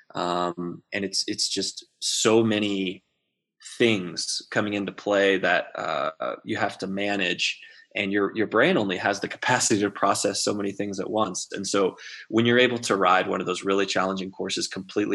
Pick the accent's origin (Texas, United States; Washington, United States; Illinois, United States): Texas, United States; Central; now in Durango, United States; I grew up in Central Texas.